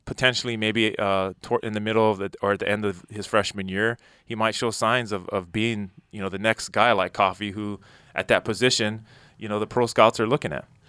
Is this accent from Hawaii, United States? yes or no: yes; Hawaii, United States; moved away; also born or lived in Minnesota; I grew up in Hawaii and Minnesota